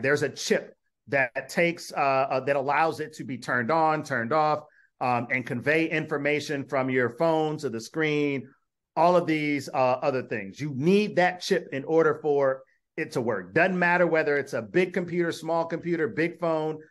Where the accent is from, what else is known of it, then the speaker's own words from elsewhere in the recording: Detroit, Michigan, United States; moved away as an adult; also born or lived in Minnesota; now in Syracuse, United States; I am from Detroit, went to graduate school in Minnesota